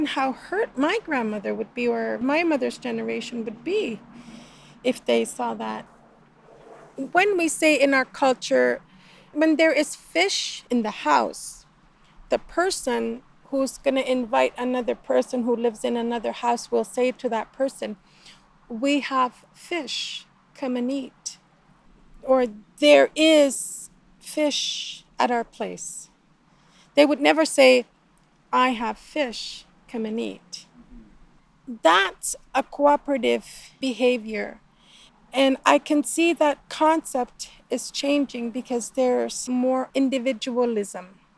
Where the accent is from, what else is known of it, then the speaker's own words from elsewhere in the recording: Northern Quebec, Canada; now in Southern Quebec, Canada; we're in Quebec. I come from Northern Quebec. I live in the South now